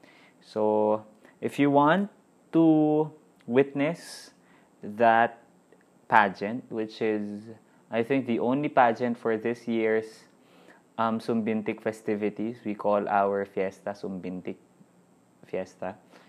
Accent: Cainta, Calabarzon, Philippines; my birthday would be on the first day of December. So, it's the fiesta celebration of my hometown, Cainta, Rizal.

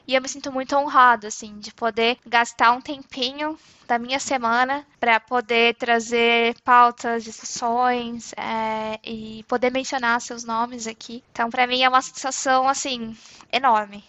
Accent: interior of São Paulo, Brazil; accent: interior R; moved away as an adult; now in Frankfurt, Germany; Eu sou nascida em São Paulo, mas na verdade, assim, quando eu tinha 5 anos eu me mudei pro interior, então eu me sinto muito mais interiorana mesmo

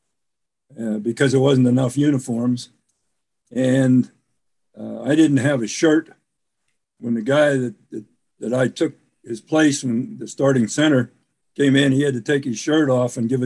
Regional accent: Altoona, Pennsylvania, United States; now in Virginia, United States; I grew up in Altoona, Pennsylvania, and a big railroad town at the time

